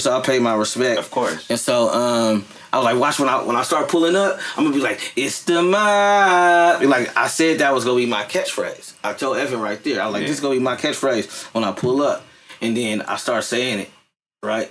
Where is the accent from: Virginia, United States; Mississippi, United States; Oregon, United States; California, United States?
California, United States; San Francisco; I'm from Fillmore